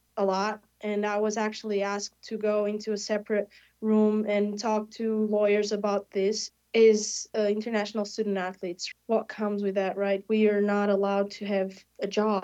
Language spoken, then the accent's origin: English; Portugal; moved away as an adult; now in Tampa, United States; I am a kid from Portugal. I'm 20 years old, and I had never been in America before coming here